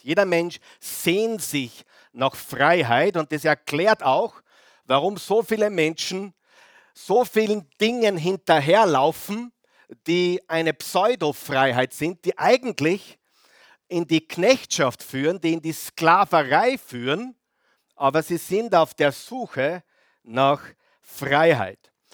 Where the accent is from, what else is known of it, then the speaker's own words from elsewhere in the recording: Mühlviertel, Upper Austria, Austria; Bei uns im Mühlviertel